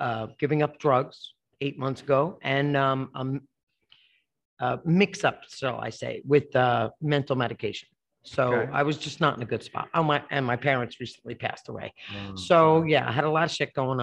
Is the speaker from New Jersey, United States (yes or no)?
yes; Passaic, New Jersey, United States; moved away; My peoples are the Passaic area in New Jersey